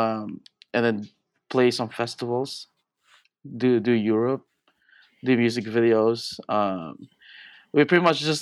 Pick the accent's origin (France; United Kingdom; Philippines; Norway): Philippines; now in San Francisco, United States; I grew up in the Philippines. I'm an immigrant here